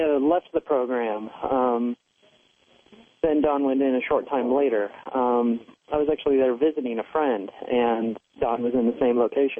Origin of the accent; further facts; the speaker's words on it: Solano County, California, United States; moved away as an adult; now in San Francisco Bay Area, United States; I'm originally from the Solano County near Sacramento or Davis, whichever one people know better.